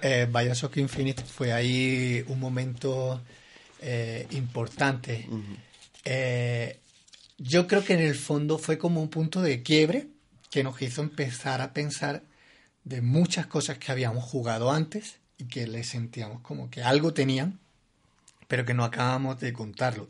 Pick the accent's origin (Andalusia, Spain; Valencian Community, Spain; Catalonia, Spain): Andalusia, Spain; Granada; moved away as an adult; now in Bogotá, Colombia; yo soy granadino, español. Eh, soy un arquitecto que llegó a Bogotá hace ya casi cuatro años